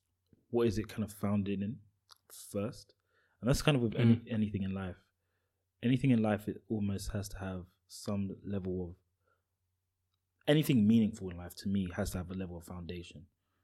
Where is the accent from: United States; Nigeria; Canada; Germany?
Nigeria; you being Ghanaian and me being Nigerian